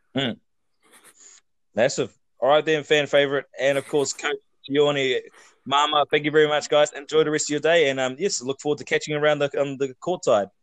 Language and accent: English; Hawke's Bay, New Zealand; I'm from Hawke's Bay